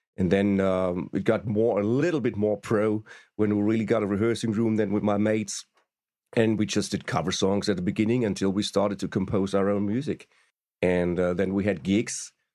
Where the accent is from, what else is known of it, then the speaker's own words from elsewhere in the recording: Stuttgart, Baden-Württemberg, Germany; We first met when they were in Stuttgart, my hometown